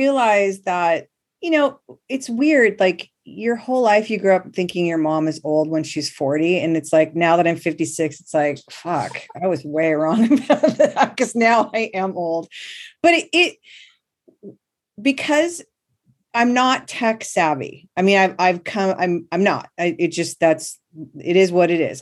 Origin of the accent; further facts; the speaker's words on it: Manhattan Beach, California, United States; we grew up in Manhattan Beach